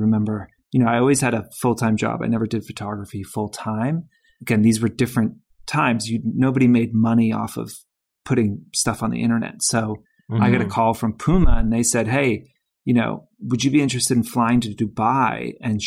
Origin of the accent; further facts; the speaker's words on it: Georgia, United States; moved away; I'm from Georgia